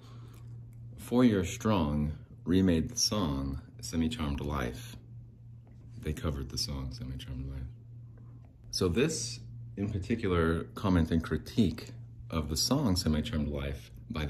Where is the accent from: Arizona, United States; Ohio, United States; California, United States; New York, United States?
Arizona, United States; I was still just a young lad growing up in Arizona